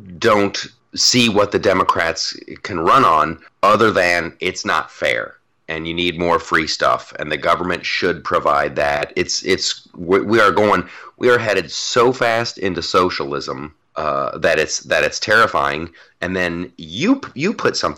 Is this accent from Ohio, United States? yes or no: yes; Columbus, Ohio, United States; moved away; Before I left Columbus, Ohio, I was spending some time at my mom's place